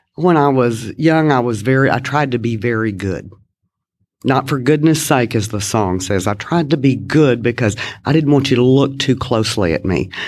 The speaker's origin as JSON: {"language": "English", "town": "Kilgore", "region": "Texas", "country": "United States", "tie": "born or raised there", "said": "I was born in East Texas, a little town in East Texas, Kilgore, Texas, to be exact."}